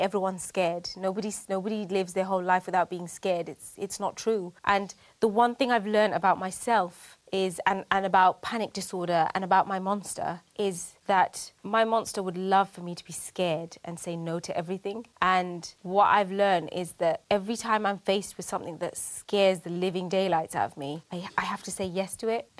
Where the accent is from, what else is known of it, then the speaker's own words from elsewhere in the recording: United Kingdom; I'm proud of being British. I'm proud to be Bangladeshi